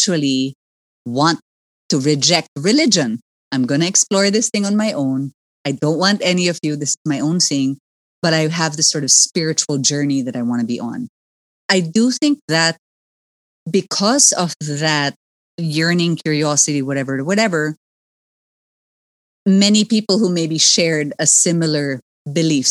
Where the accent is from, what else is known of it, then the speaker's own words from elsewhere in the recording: Philippines; is there space for me as a Filipina